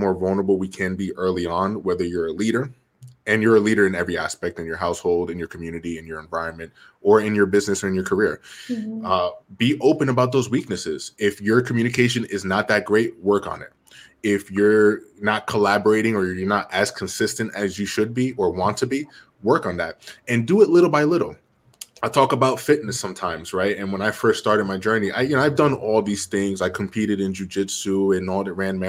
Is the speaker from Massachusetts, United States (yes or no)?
no; Jersey City, New Jersey, United States; I was born and raised in Jersey City, New Jersey